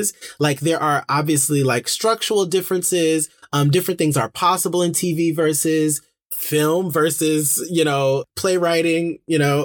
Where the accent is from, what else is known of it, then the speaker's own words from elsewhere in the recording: Detroit, Michigan, United States; growing up in Detroit, in my, in my community